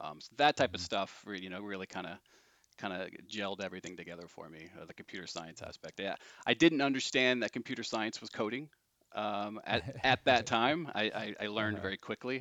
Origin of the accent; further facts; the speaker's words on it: Indiana, United States; also born or lived in California; So I'm from Indiana originally. I'm from about an hour south, and I grew up in farmland